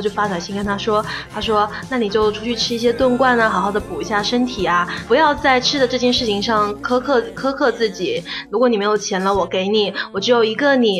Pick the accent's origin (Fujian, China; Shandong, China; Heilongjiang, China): Fujian, China; 我们是福建人嘛